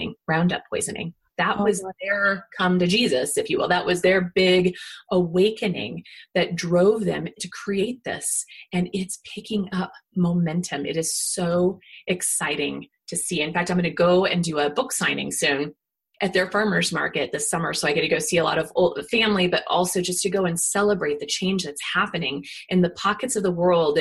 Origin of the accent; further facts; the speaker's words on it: Kansas, United States; moved away; where I grew up in Kansas